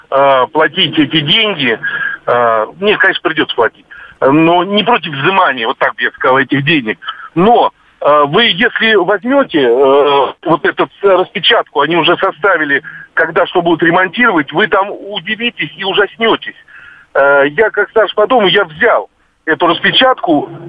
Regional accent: Moscow Oblast, Russia; в Подмосковье, я из Подмосковья, мы уже год платим за капремонт.

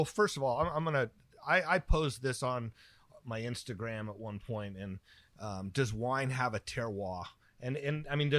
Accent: Petaluma, California, United States; And I grew up in Petaluma, right?

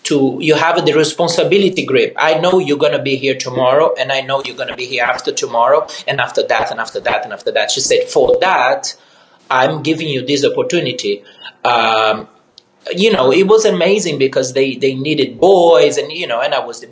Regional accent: Rio de Janeiro, Brazil; moved away; I grew up in Rio in a mid-class family with difficulties

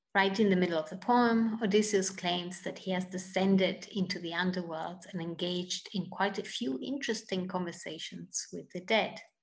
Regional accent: Italy; moved away as an adult; also born or lived in United Kingdom; now in United States; I'm originally from Italy

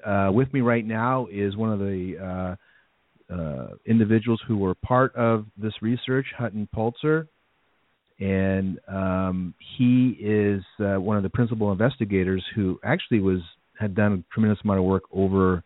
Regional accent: United States; we are in America.

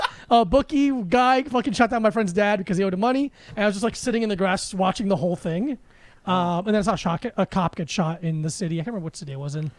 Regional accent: Broward County, South Florida, United States; moved away; My parents are Colombian. I grew up all over Broward, so like Cooper City, Davie, Plantation, Sunrise.

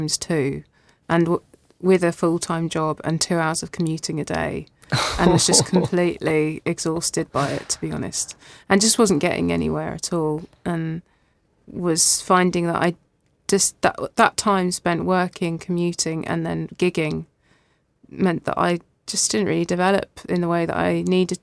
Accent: Lewes, South East England, United Kingdom; moved away as an adult; also born or lived in Belfast; I grew up in Lewes, but Brighton's 10 minutes away on the train

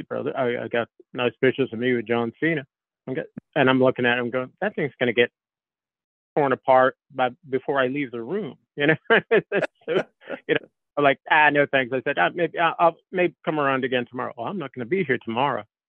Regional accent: Northeast, United States; growing up in the Northeast

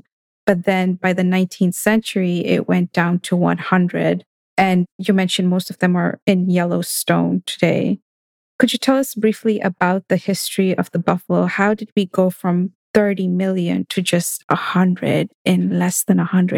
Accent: Kenya; I'm from Kenya, but I haven't had a chance to see the migration.

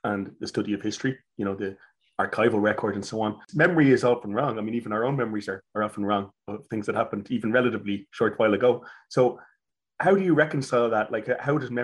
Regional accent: Dublin, Leinster, Ireland; where I grew up in Rathfarnham

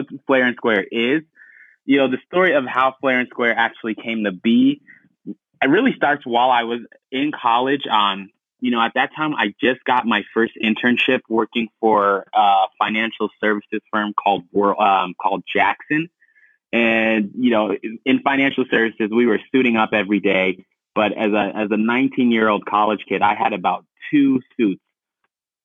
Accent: Ghana; English is a second language; now in Denver, United States; Originally from Ghana

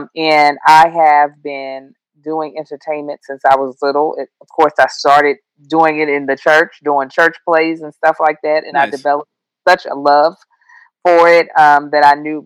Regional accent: Kentucky, United States; moved away as an adult; also born or lived in Baltimore, Maryland; now in Los Angeles, United States; I was raised in Kentucky.

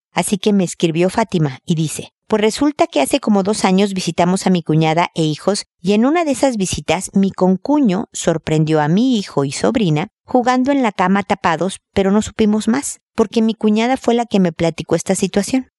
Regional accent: Mexico; moved away as an adult; now in Chile; en mi cultura, México, de donde soy yo

